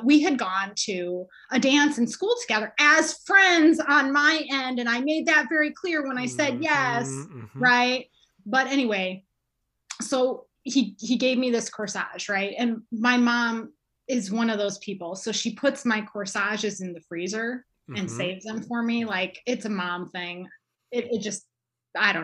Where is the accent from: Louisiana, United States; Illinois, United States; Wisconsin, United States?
Illinois, United States; Chicago; I'm from Chicago